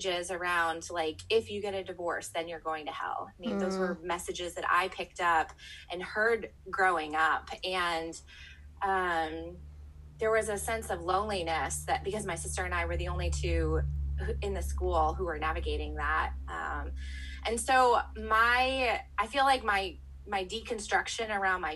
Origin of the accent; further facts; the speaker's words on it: the North, United States; moved away as an adult; now in Texas, United States; growing up in the North